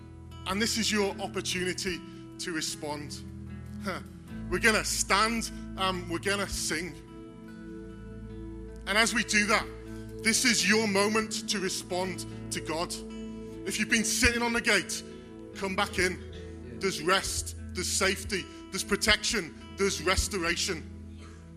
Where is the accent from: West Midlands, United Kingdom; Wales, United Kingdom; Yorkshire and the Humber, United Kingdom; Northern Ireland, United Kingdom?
Wales, United Kingdom; moved away; I'm not from around here. I'm from Wales. And there's a big farming community there. And there's lots of gates. And as a young child, I used to gather with friends around a gate